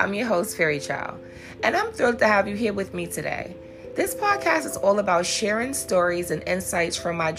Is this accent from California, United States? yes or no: no; New York City, New York, United States; born and raised in Harlem, New York